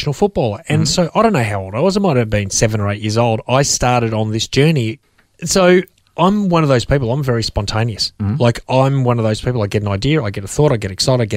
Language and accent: English; Melbourne, Victoria, Australia; I'm a Melbourne boy, so born and bred in Melbourne, Australia